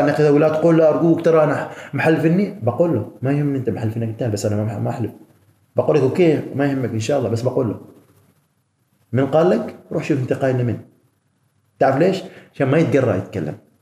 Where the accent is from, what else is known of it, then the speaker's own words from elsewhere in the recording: Oman; احنا عمانيين